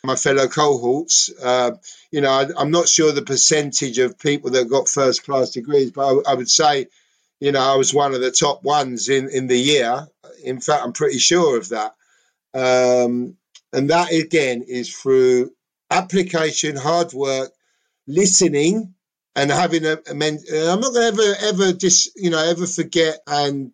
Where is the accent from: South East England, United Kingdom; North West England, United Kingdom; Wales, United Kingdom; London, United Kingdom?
London, United Kingdom; accent: Cockney; I'm a Cockney, right? I'm Greek